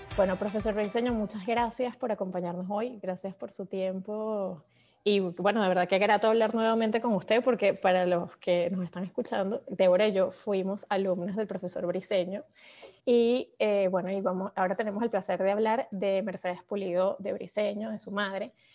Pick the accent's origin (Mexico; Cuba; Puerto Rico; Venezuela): Venezuela; moved away; desde que vivimos fuera somos más venezolanas que nadie